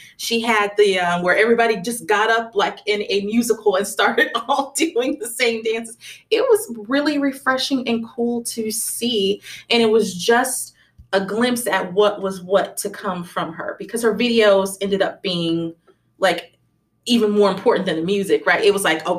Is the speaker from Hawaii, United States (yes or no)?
no; Phoenix, Arizona, United States; I grew up in Phoenix, Arizona.